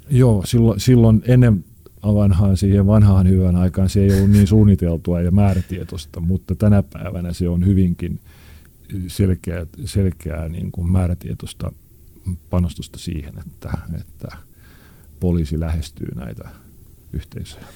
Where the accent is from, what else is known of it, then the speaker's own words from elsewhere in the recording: Helsinki, Uusimaa, Finland; missä minä olen syntynyt ja kasvanut. Oli aikanaan tämmöinen niin sanottu huonompi kaupunkiosa, eli Punavuori